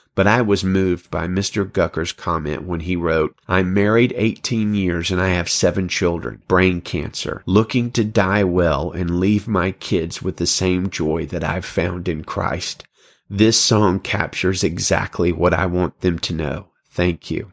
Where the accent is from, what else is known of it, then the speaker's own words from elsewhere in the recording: Alabama, United States; I'm from Alabama